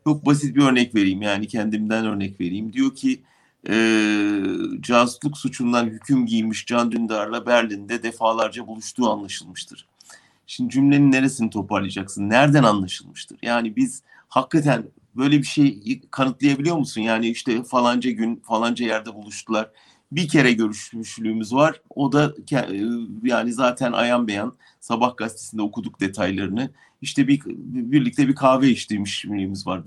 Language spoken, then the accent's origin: Turkish; Turkey; moved away